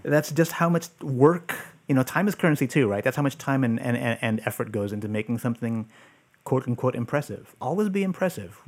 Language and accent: English; San Francisco, California, United States; I grew up here in San Francisco. Um, I'm actually living in the Mission where I grew up.